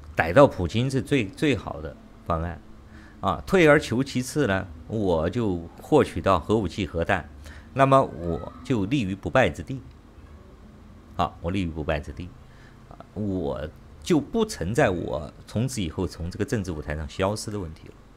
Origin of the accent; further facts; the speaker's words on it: China; moved away; 我中国人